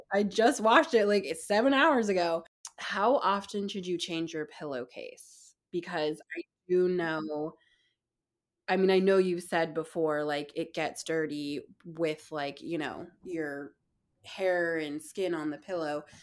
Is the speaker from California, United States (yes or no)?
yes; Bay Area, California, United States; also born or lived in San Francisco; I grew up in the Bay Area and have lived in San Francisco for the last 10 plus years.